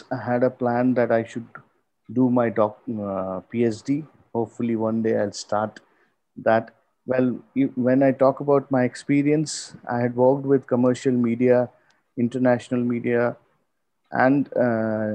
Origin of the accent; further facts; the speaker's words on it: India; I am from India, cricket is a second religion in the subcontinent